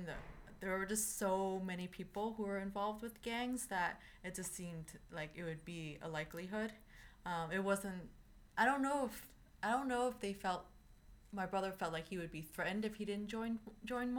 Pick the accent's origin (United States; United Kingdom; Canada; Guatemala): United States; New York City, New York; I grew up in the Lower East Side of New York, about 5 minutes outside of Chinatown